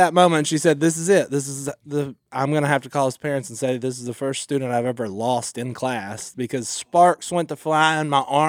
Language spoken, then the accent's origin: English; United States; we're from America.